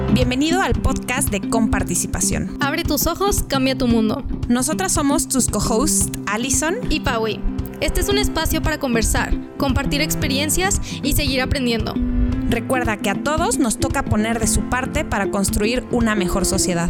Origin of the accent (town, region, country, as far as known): Mexico